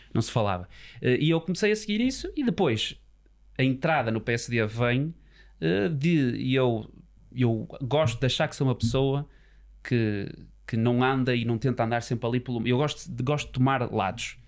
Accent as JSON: {"language": "Portuguese", "town": "Póvoa de Varzim", "region": "Norte", "country": "Portugal", "tie": "born or raised there", "said": "a minha família também é de lá, mas eu nasci na Póvoa, uh, os meus pais vieram para a Póvoa e portanto eu chamo, intitulo-me Poveiro, muito com muito orgulho"}